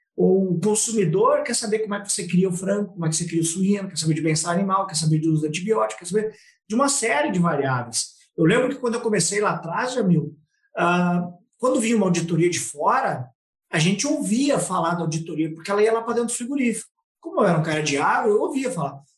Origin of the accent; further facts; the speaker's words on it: Passo Fundo, Rio Grande do Sul, Brazil; eu sou nascido em Passo Fundo, no Rio Grande do Sul